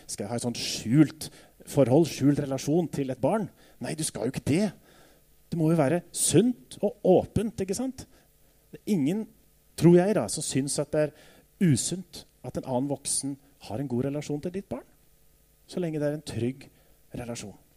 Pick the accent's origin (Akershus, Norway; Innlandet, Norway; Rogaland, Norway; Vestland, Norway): Innlandet, Norway; Jevnaker; Da jeg vokste opp på Jevnaker